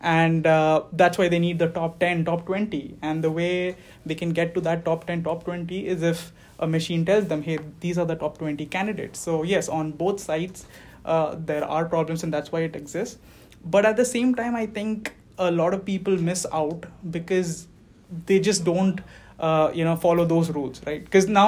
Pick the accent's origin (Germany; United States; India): India; moved away; I came here fall 2018. And yeah, practically I grew up in India. I moved around within the country.